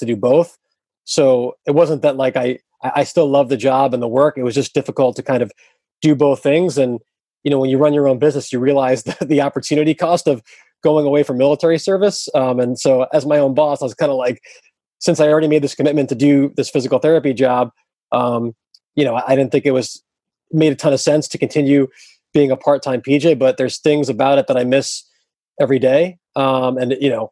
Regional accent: New York area, United States; I grew up in the New York area

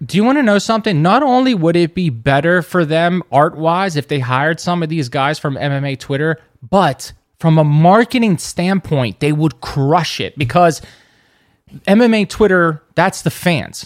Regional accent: United States; I'm American

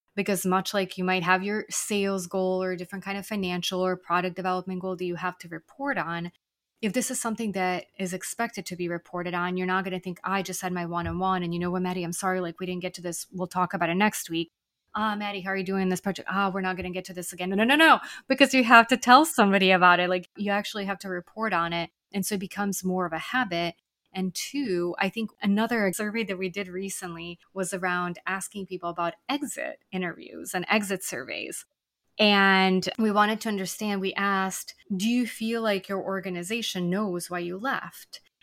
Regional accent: Serbia; now in Buenos Aires, Argentina; I'm actually originally from Serbia, so my parents are visiting from there

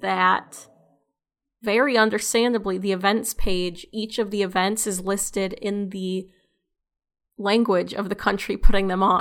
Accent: United States; we as English-speaking U S people

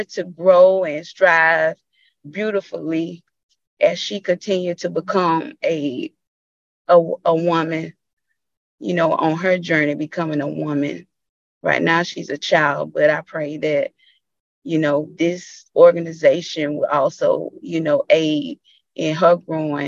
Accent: Bainbridge, United States; life growing up in Bainbridge was a journey

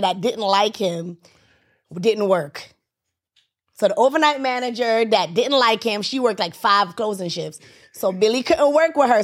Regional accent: Jamaica; I'm Jamaican

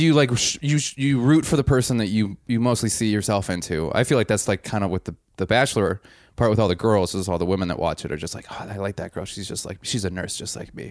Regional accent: Wisconsin, United States; I'm from Wisconsin

